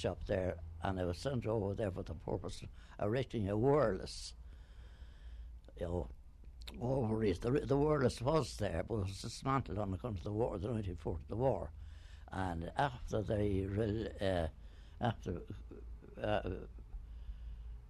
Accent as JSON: {"language": "English", "town": "Dublin", "region": "Leinster", "country": "Ireland", "tie": "born or raised there", "also_born_or_lived": "Duleek", "said": "I was only 4 years of age when I came in from Dooley. My parents came in, and after that, then I was I'm in Dublin. Then all the remainder of my time."}